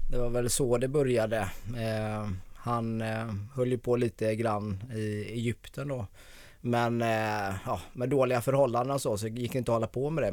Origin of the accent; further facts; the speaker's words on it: Gothenburg, Västra Götaland, Sweden; accent: Gothenburg dialect; now in Stockholm, Sweden; jag är född i Bergsjön. Ja. Så Göteborg.